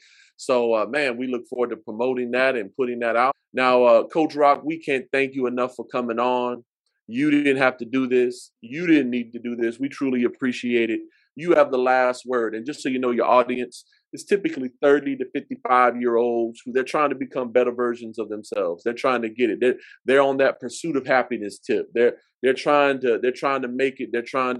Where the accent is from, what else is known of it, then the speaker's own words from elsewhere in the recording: Vietnam; I grew up in Vietnam, and then my wife went to Garfield High School